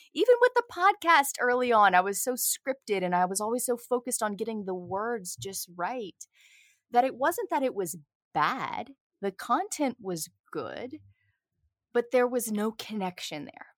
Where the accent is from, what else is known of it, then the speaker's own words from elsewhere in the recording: right outside of New Orleans, Louisiana, United States; accent: Southern; I'm from the South, born and raised right outside of New Orleans